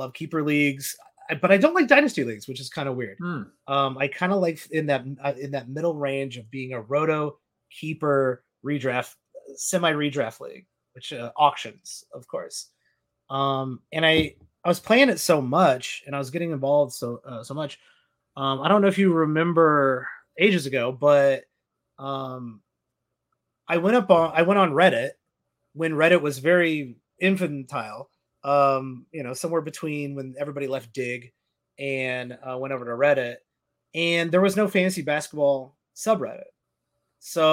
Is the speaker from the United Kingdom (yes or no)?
no; downstate Illinois, United States; moved away as an adult; now in Chicago, United States; I'm from downstate Illinois